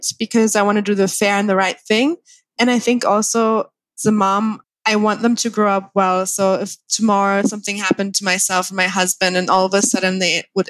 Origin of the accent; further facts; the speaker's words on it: Thailand; also born or lived in Germany / Spain; I'm born and raised in Thailand.